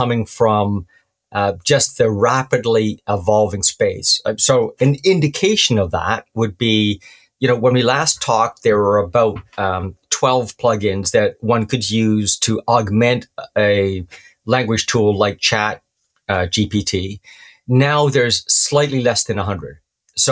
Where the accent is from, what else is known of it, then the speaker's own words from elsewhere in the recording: Canada; Being Canadian